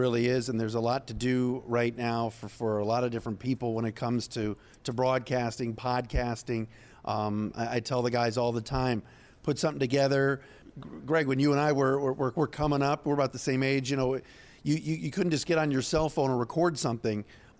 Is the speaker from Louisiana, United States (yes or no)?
no; Cleveland, Ohio, United States; moved away; me growing up in Cleveland.